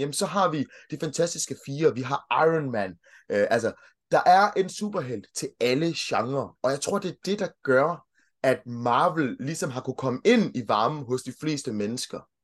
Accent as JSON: {"language": "Danish", "country": "Denmark", "tie": "born or raised there", "also_born_or_lived": "Kenya", "said": "jeg kom hertil, jeg kom til Danmark i 1990, så jeg har sådan set brugt hele mit liv i, øh, i Danmark"}